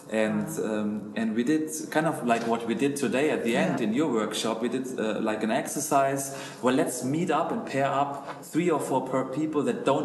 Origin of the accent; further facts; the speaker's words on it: middle of Germany, Central Germany, Germany; accent: German; English is a second language; moved away as an adult; also born or lived in Munich, Germany; now in Zurich, Switzerland; because I'm German. I grew up in the middle of Germany, and I was planted an ICF church in Munich.